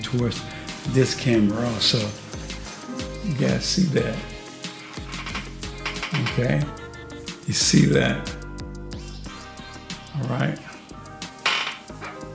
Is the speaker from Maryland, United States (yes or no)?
no; Chicago, Illinois, United States; now in Junction City, United States; I grew up in Chicago originally on the south side of Chicago